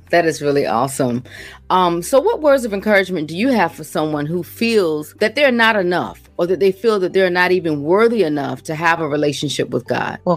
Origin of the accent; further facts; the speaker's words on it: Williamsburg, Virginia, United States; I'm from Williamsburg, Virginia.